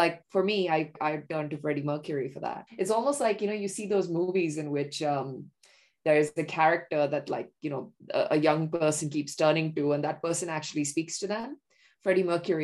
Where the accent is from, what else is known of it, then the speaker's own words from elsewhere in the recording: India; moved away; growing up in India, like as a young bisexual